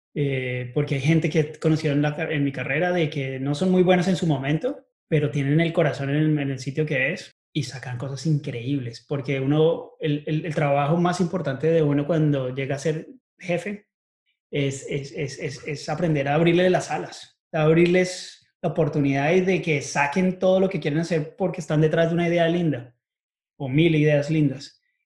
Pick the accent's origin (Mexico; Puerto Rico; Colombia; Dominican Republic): Colombia; Bogotá; moved away as an adult; also born or lived in United States; now in Chicago, United States; Nací en Bogotá y estudié allá hasta que me gradué del colegio. Después me vine para Estados Unidos